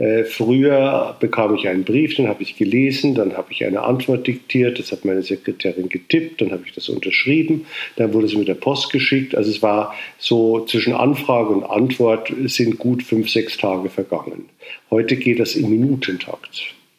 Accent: Munich, Bavaria, Germany; ich bin in München geboren und hier äh, evangelisch getauft in der Matthäuskirche am Sendlinger Torplatz

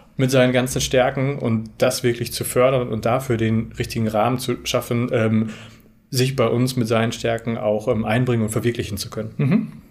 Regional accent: Werne, North Rhine-Westphalia, Germany; moved away as an adult; now in Münster, Germany; Wir kommen beide äh, gebürtig aus Werne

